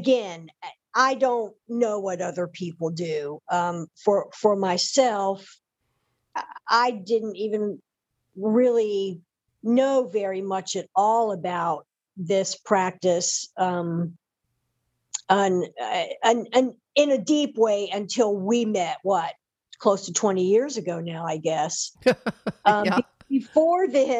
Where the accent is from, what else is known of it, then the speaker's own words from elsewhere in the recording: Deep South, United States; I come from the Deep South, raised in a very conservative Southern Baptist church